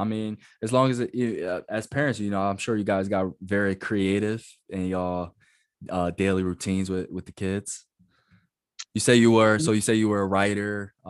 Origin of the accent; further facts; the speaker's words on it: Delaware County, Pennsylvania, United States; now in San Diego, United States; I'm from Delaware County, like Pennsylvania.